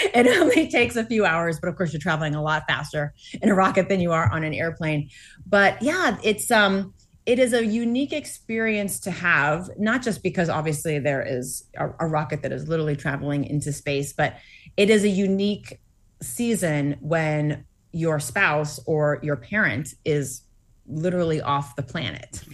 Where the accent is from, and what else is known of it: Massachusetts, United States; born or raised there